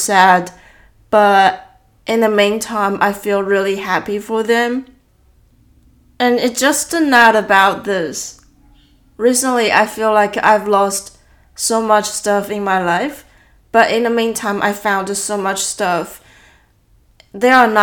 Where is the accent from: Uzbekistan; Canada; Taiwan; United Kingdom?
Taiwan; born or raised there; English is a second language; moved away as an adult